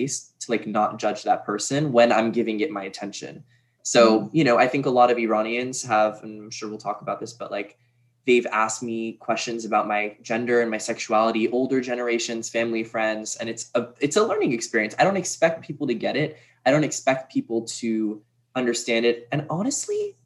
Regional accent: Brookline, Massachusetts, United States; moved away as an adult; now in New York, United States; Born and raised Boston, Massachusetts, in Brookline. And then I moved to New York like four years ago after I graduated

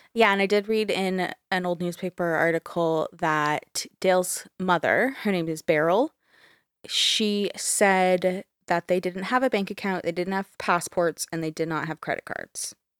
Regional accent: Canada; we're both Canadian

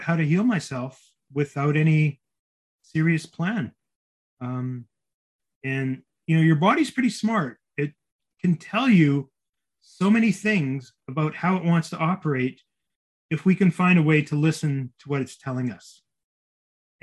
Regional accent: Winnipeg, Manitoba, Canada; moved away; flying back to my hometown of Winnipeg, which is only a 2.5 hour flight

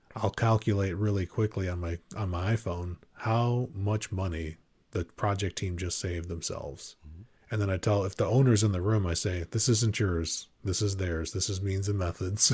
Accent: Chicago, Illinois, United States; moved away; I'm from the south side of Chicago

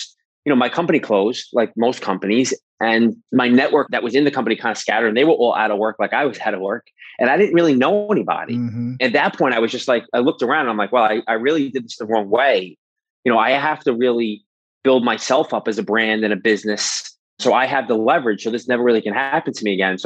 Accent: New York City, New York, United States; moved away as an adult; also born or lived in Manhattan; now in New Jersey, United States; So I'm born and raised in New York my whole entire life. I grew up in Brooklyn.

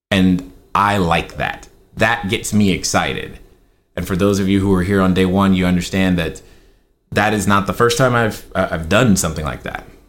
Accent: Germany; now in Laguna Hills, United States; I grew up in Germany

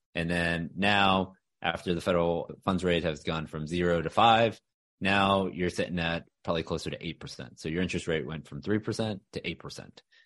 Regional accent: Houston, Texas, United States; also born or lived in Austin, Texas; now in Dallas, United States; I'm a Texas guy. So born and raised in Houston

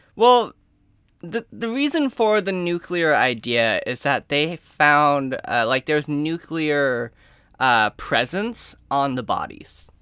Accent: United States; I am American in every ounce of my blood

